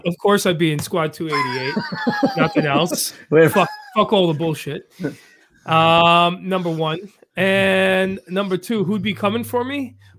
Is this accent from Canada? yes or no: no; New York City, New York, United States; I'm from Queens.